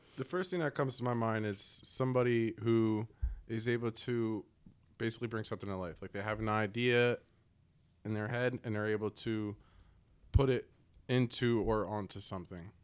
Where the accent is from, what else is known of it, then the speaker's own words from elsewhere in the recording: Allentown, Pennsylvania, United States; I grew up in Allentown